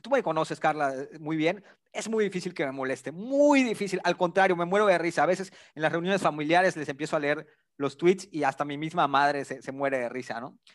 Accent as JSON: {"language": "Spanish", "region": "Yucatán", "country": "Mexico", "said": "mi acento chistoso, pues yo soy de Yucatán"}